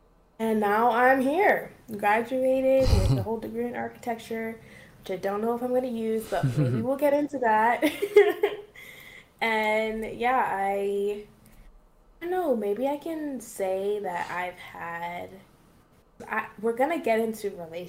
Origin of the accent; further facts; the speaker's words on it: Bermuda; also born or lived in Canada; I was born in Canada, and then we moved, my family and I moved to Bermuda when I was like 3 years old.